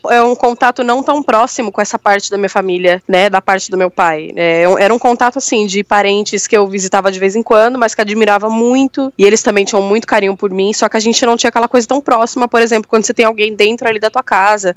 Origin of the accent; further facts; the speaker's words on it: São Paulo, Brazil; eu sou da Zona Sul também